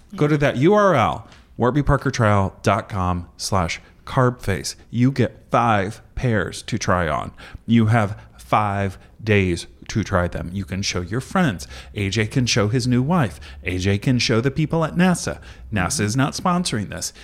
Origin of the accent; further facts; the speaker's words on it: Indiana, United States; I'm from Indiana